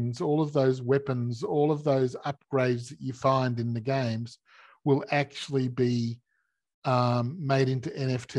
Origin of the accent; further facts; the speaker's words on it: Australia; In Australia, we're like America